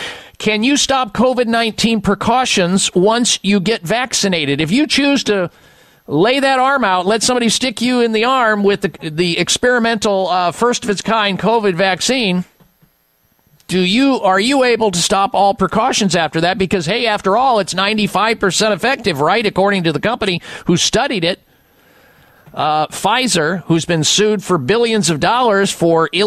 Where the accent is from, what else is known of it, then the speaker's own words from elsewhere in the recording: United States; I'm an American